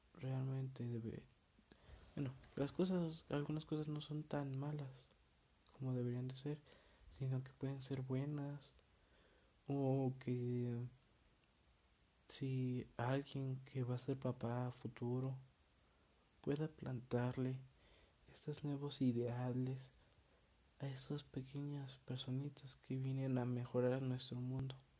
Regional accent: State of Mexico, Mexico; yo soy mexicano, orgullosamente mexicano. Y en la parte en la que yo vivía, que es el Estado de México, este... Bueno, no vivía, vivo

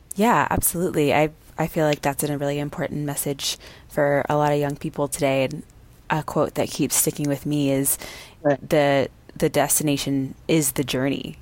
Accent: Texas, United States; I grew up in Texas

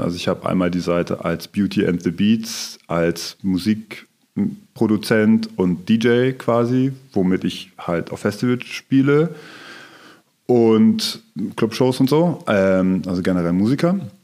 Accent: Rendsburg, Schleswig-Holstein, Germany; now in Kiel, Germany; ich komme aus der Nähe von Kiel, aus Rendsburg

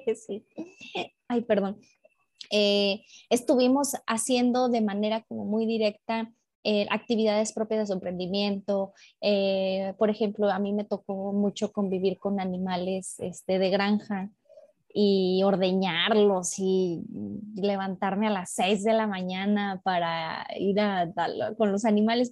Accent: León, Guanajuato, Mexico; en León, Guanajuato, de donde soy

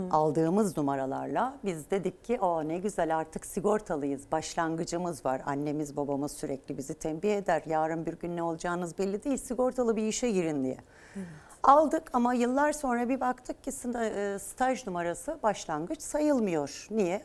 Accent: Turkey; Biz Türkiye Cumhuriyeti'nde doğduk. Burası memleketimiz, ülkemiz

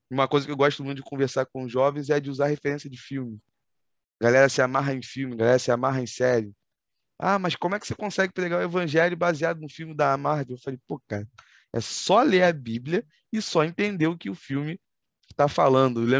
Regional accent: Rio de Janeiro, Brazil; mas como um bom carioca, nascido e criado num subúrbio do Rio de Janeiro, a gente tem o nosso dialeto, vamos dizer assim, peculiar de se expressar com as pessoas

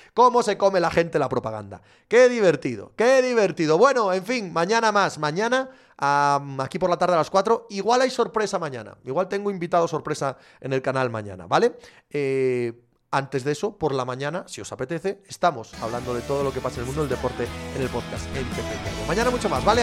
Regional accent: southwest Asturias, Spain; Somos, los que somos de allí, de, del suroccidente de Asturias, somos un poco gallegos

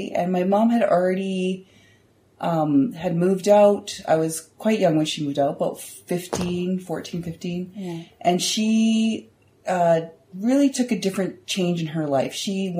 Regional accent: Moncton, New Brunswick, Canada; also born or lived in Saskatoon, Canada; We lived all across Canada, which was very cool. So I remember a lot of times when I grew up in Moncton, and then I remember moving across the city or the country to go and living in Saskatoon.

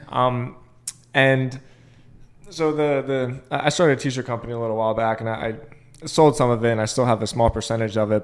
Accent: Boca Raton, Florida, United States; moved away; I came from Boca

